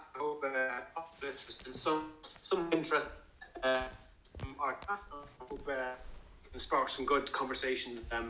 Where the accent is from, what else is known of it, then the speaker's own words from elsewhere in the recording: Ireland; moved away as an adult; now in Bristol, United Kingdom; I work in the NHS and I'm based in Bristol. I moved over from Ireland in 2006 to go to medical school.